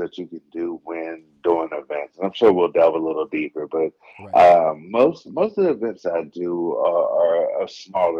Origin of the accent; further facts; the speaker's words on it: Dover, Delaware, United States; moved away as an adult; also born or lived in Columbus, Ohio; now in Los Angeles, United States; Originally born and raised in Dover, Delaware